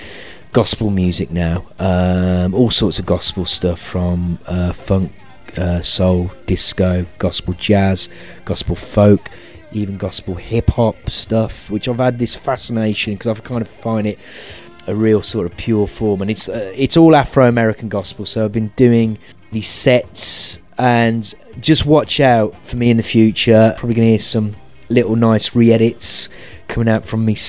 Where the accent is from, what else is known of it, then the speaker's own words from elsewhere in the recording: Birmingham, West Midlands, United Kingdom; I'm a Brit. Well, I'm half Italian, raised in the UK, raised originally in Birmingham. That's not Birmingham, Alabama, that's Birmingham, UK